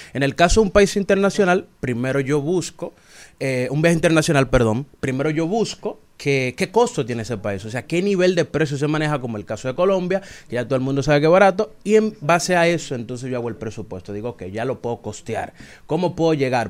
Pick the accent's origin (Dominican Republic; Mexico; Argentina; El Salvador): Dominican Republic; Azua; also born or lived in Monte Plata; mi papá es de Asua y por ende, yo también soy de Asua y de Monte Plata